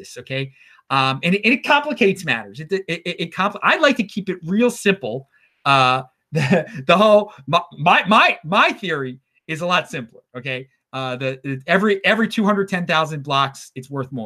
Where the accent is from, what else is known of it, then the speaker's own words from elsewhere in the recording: Baltimore, Maryland, United States; my hometown of Baltimore